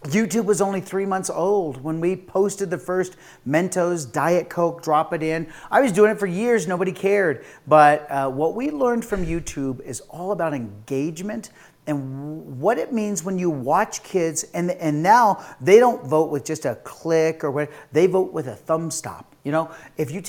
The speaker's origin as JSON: {"language": "English", "country": "United States", "said": "I'm an American"}